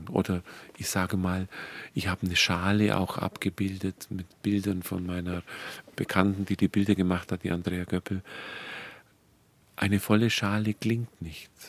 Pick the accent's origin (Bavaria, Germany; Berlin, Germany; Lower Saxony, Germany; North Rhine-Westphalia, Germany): Bavaria, Germany; Dillingen; Und ich komme ja aus dem Ort, aus Dillingen, wo der Pfarrer Kneip seine ersten Versuche gemacht hat